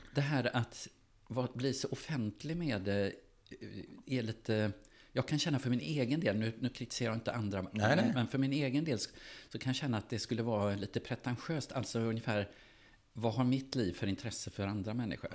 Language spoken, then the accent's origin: Swedish; Gothenburg, Västra Götaland, Sweden; jag växte upp i Göteborg